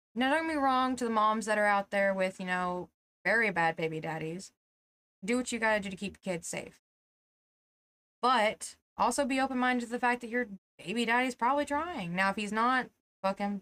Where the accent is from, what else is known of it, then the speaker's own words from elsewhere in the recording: Tennessee, United States; we're from Tennessee